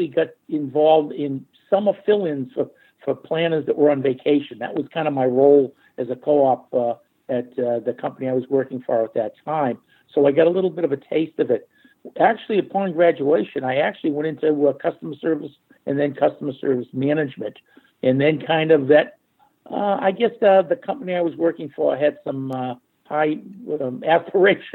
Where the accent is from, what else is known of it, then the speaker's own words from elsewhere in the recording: Arlington, Massachusetts, United States; also born or lived in Norwood; I actually was born and raised in Arlington and relocated to Norwood when I was about 13